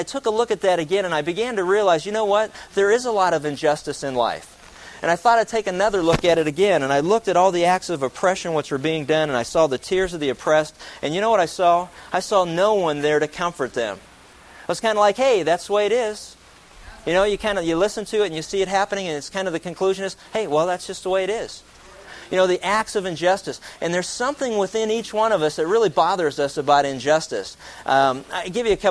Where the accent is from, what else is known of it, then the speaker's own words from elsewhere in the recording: right outside of Pittsburgh, southwest Pennsylvania, United States; moved away; I grew up in southwest Pennsylvania. I grew up right outside of Pittsburgh